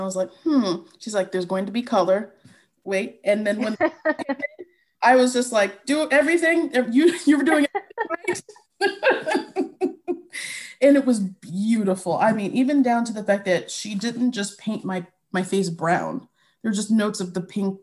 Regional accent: New York City, New York, United States; also born or lived in Haiti (parents); My parents are from Haiti, and I was born in New York and Queens

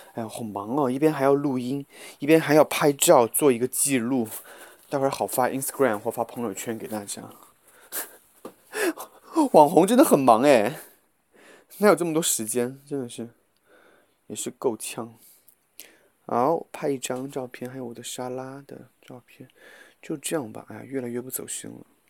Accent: Guizhou, China; accent: Guizhou dialect; 这就是我的方言的问题，我老爱把一些贵州方言带到这个普通话里面

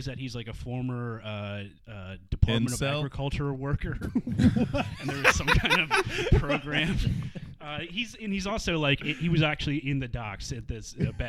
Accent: Maryland, United States; I'm from Maryland

